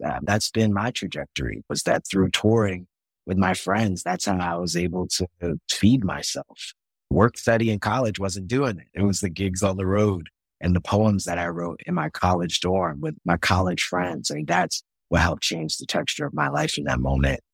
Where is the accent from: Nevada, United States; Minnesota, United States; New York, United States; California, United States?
New York, United States; Yonkers; the first poetry slam I ever attend is at the Yonkers Public Library. Like it's in my hometown